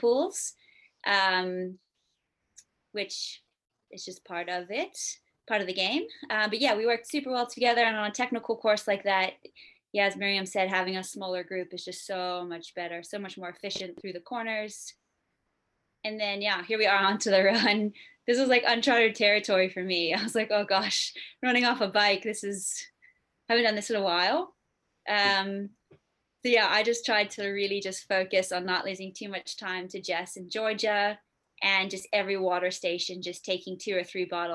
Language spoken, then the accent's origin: English; Bermuda; now in Stellenbosch, South Africa; I'm from Bermuda.